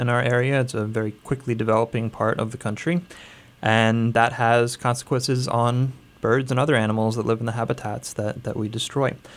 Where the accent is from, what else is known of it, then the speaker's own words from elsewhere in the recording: Lehigh Valley, Pennsylvania, United States; I grew up here in the Lehigh Valley